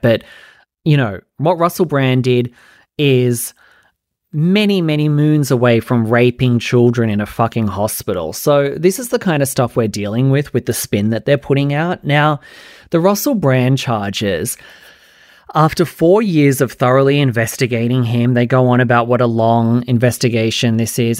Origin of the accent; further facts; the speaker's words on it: Australia; I'm Australian